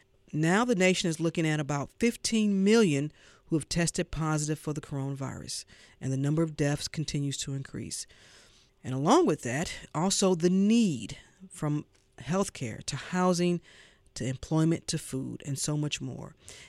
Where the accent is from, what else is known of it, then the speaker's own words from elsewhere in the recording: Missouri, United States; now in Atlanta, United States; Missouri this weekend, my home state.